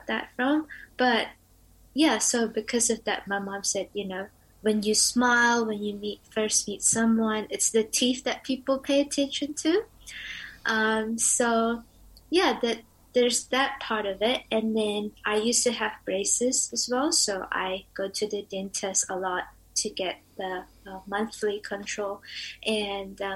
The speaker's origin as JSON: {"language": "English", "country": "Indonesia", "moved": "yes", "lives_now": "Dunedin, New Zealand", "said": "I'm from Indonesia"}